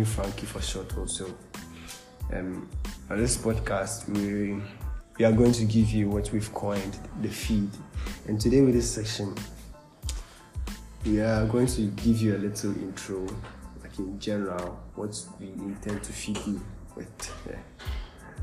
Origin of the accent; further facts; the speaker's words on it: Cape Coast, Central Region, Ghana; I'm from Cape Coast